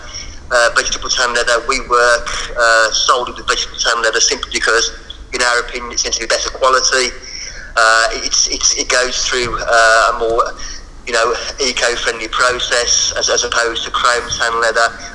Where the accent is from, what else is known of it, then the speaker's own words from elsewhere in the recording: Birmingham, West Midlands, United Kingdom; accent: Birmingham; that's my bloody Birmingham accent